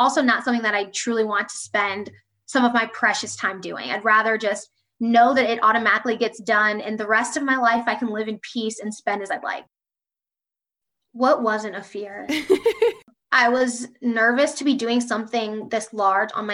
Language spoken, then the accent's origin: English; Columbus, Ohio, United States; now in Indianapolis, United States; I'm from Columbus, Ohio, living in Indianapolis, loving it. I'm a Midwest girl at heart.